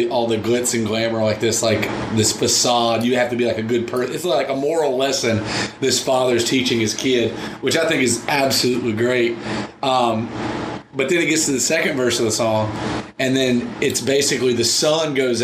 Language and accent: English; the South, United States; growing up in the South